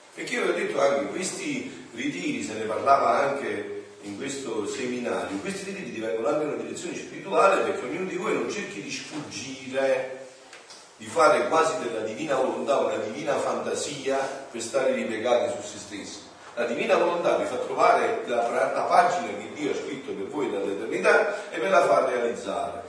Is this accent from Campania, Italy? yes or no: yes; Campania, Italy; sono campano